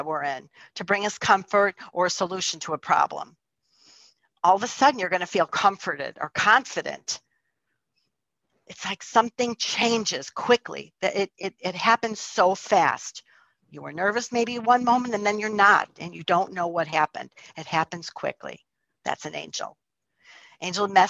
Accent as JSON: {"language": "English", "town": "Chicago", "region": "Illinois", "country": "United States", "tie": "born or raised there", "also_born_or_lived": "Florida", "moved": "as an adult", "said": "I was born and raised in Chicago, but I moved to Florida for a couple of years"}